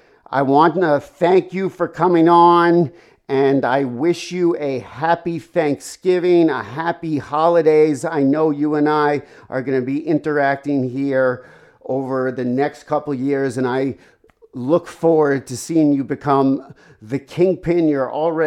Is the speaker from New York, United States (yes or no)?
yes; New York, United States; I'm from the New York area, and I had gone back the last few years working there.